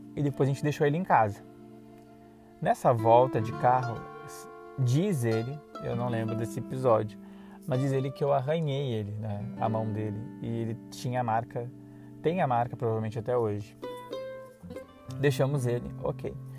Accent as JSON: {"language": "Portuguese", "town": "Dom Pedrito", "region": "Rio Grande do Sul", "country": "Brazil", "also_born_or_lived": "Serra Gaúcha / Caxias do Sul", "moved": "yes", "said": "Eu sou da cidade de Dom Pedrito, lá da fronteira, uma cidadezinha pacata, 52 mil habitantes. E eu vim para a Serra Gaúcha, né, em 2004."}